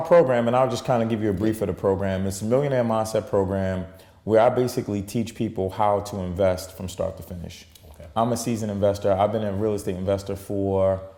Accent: Baltimore, Maryland, United States; growing up in Baltimore and, you know, coming from the hood

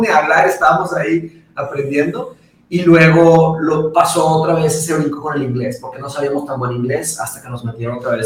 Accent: Monterrey, Nuevo León, Mexico; also born or lived in Brazil; yo nací en Brasil y me vine a Monterrey cuando tenía cinco años, ¿no? ok. muy chiquito

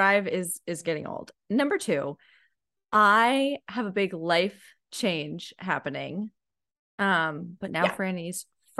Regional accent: New Jersey, United States; also born or lived in Connecticut; now in South Carolina, United States; I'm mean because I grew up in New Jersey, the Mid-Atlantic. But now I'm gonna be a New England girl

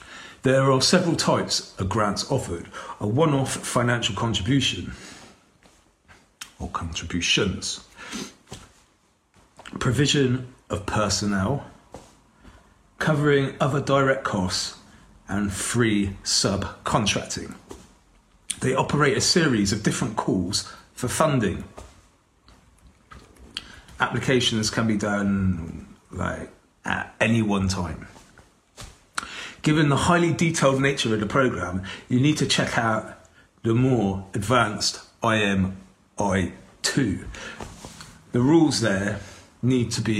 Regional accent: Bath, South West England, United Kingdom; here in my hometown, of Bath City

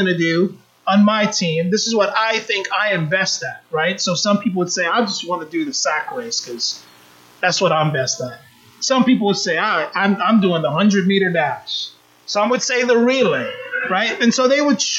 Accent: Jamaica; moved away; also born or lived in United States; though I was born in the United States, I grew up in Jamaica. My family's from Jamaica.

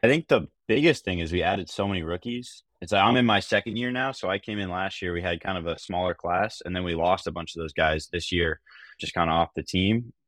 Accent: Arlington, Virginia, United States; moved away as an adult; now in Boston, United States; I'm from, uh, Arlington, Virginia, which is five minutes outside D C, uh, so I grew up a huge Caps fan.

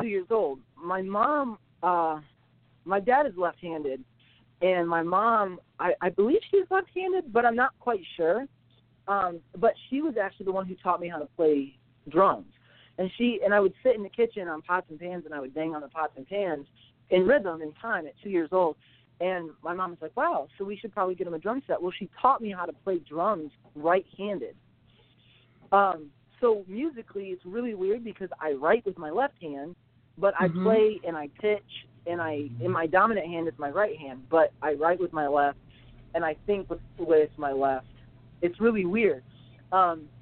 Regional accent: Tecumseh, Michigan, United States; also born or lived in Pennington, Michigan; I'm from Tecumseh, Michigan. It's a very small city.

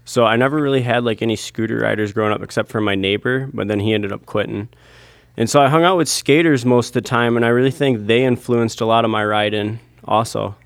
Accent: Owosso, Michigan, United States; I grew up in Owasso, Michigan

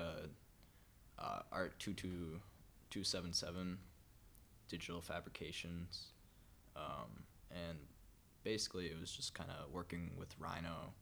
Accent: Menomonee Falls, Wisconsin, United States; I grew up in Menominee Falls

